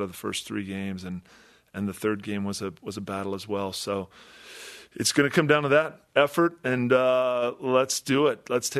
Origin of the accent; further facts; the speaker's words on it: Midwest, United States; I grew up in the Midwest, so I was familiar with the rankings and how it went down.